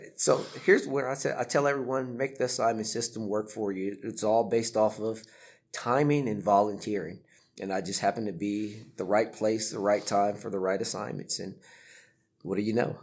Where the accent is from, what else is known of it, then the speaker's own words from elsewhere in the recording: California, United States; moved away as an adult; also born or lived in Florida / Italy; I'm originally from California, so it was the other end of the country.